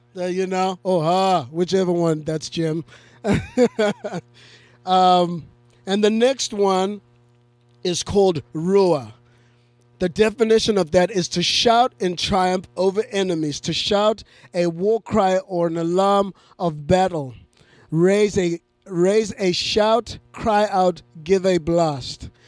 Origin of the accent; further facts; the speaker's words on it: Zimbabwe; moved away; I grew up in Zimbabwe